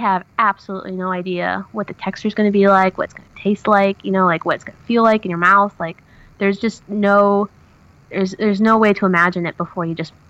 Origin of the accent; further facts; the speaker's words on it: Oregon, United States; moved away as an adult; my hometown, which you have to realize, in Oregon, my hometown had 14,000 people.